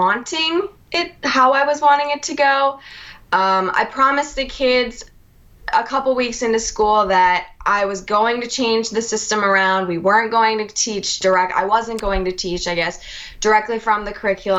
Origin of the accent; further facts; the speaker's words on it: Minnesota, United States; moved away as an adult; now in Alabama, United States; I'm originally from Minnesota.